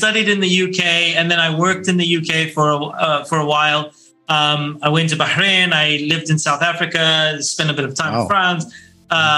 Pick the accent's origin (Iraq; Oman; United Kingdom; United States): Oman; growing up in Oman, and we only had Oman TV